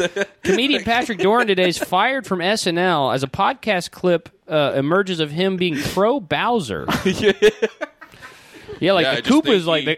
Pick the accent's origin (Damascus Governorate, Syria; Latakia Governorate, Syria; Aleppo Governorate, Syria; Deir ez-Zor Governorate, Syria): Aleppo Governorate, Syria; Aleppo; I lived in Syria, and I would just watch people die all day when I was a kid. I'm from Syria.